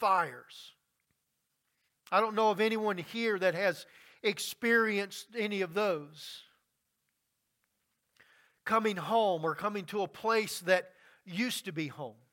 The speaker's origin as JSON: {"language": "English", "region": "Louisiana", "country": "United States", "tie": "born or raised there", "said": "Growing up in Louisiana, I have seen many storms and many floods come through."}